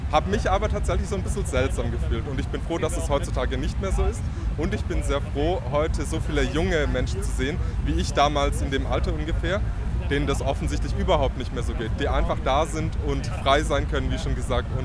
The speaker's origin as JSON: {"language": "German", "country": "Germany", "said": "Ich, wie man vielleicht hört, bin ich aus Deutschland."}